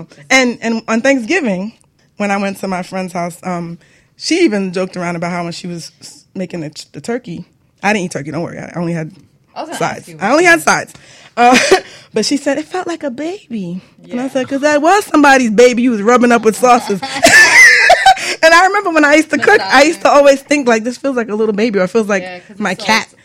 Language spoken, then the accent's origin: English; Jamaica; I'm Jamaican.